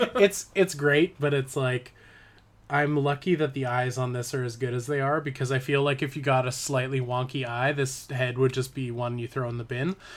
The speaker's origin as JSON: {"language": "English", "town": "Parksville", "region": "British Columbia", "country": "Canada", "tie": "born or raised there", "moved": "yes", "said": "so Parksville, which is my hometown"}